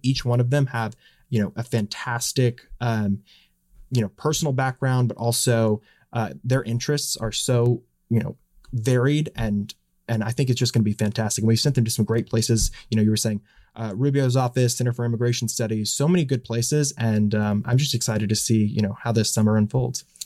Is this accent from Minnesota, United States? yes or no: no; Dallas, Texas, United States; moved away as an adult; now in Washington, United States; I'm from Dallas. I grew up in Dallas